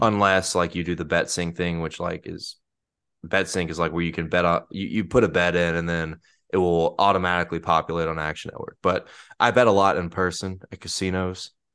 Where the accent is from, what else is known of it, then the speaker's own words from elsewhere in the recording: Mississippi, United States; the great state of Mississippi, the Like heart of America, Mm-hmm. my home state